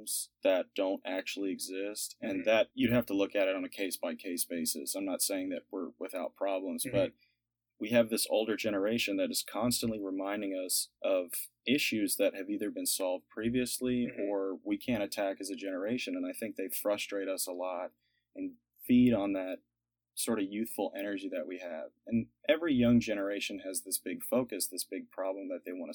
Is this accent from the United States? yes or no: yes; Montgomery, Texas, United States; also born or lived in Houston, Texas; Moved to Montgomery, Texas, out by Conroe when I was in the fifth grade